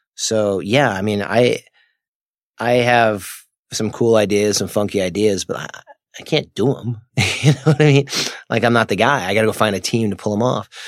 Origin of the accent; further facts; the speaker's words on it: Palmer, Massachusetts, United States; moved away; I'm from Palmer, Massachusetts